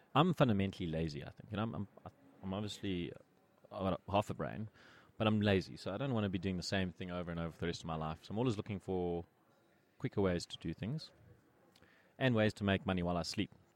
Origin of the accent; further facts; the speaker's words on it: Pretoria, Gauteng, South Africa; I grew up in Pretoria and I went to the Glen High School